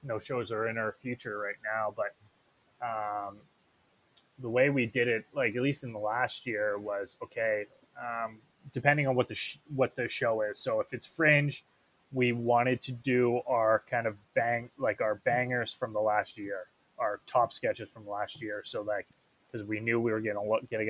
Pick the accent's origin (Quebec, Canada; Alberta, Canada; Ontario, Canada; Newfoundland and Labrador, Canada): Alberta, Canada; Edmonton; we're from Edmonton.